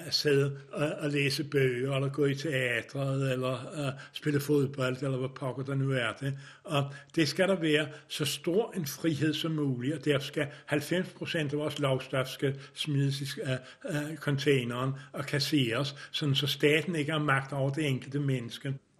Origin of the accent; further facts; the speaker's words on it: Denmark; Jeg er vokset op i Danmark